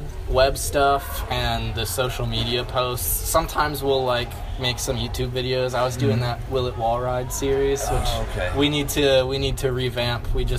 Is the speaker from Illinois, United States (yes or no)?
no; Richmond, Virginia, United States; I'm from Richmond, Virginia.